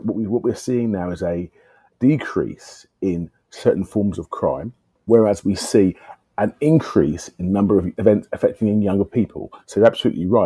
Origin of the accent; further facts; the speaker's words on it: London, United Kingdom; I love being a Londoner